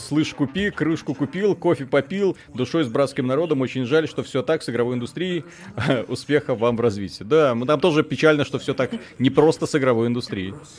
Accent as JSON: {"language": "Russian", "country": "Belarus", "said": "как и все белорусы, днем работаем, честно, законопослушно"}